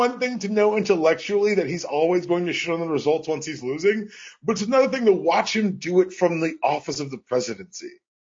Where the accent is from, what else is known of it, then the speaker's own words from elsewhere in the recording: Georgia, United States; my hometown has played such a weird integral part